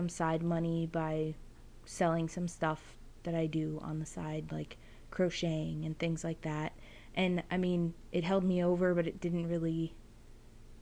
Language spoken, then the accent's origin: English; New Jersey, United States; moved away as an adult; I'm originally from New Jersey. I moved here in 2017.